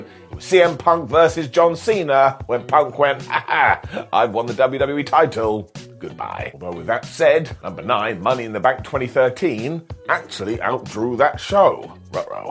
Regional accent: United Kingdom; us British idiots

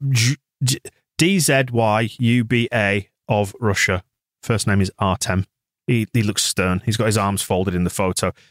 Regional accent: England, United Kingdom; we're all English

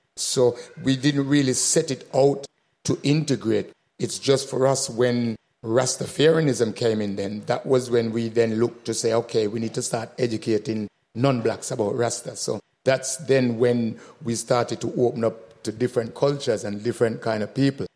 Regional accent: Birmingham, West Midlands, United Kingdom; also born or lived in Jamaica; growing up in Birmingham

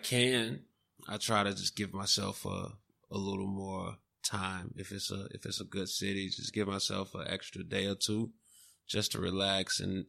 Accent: Chicago, Illinois, United States; I'm from Chicago and the cold, you know, I grew up in it

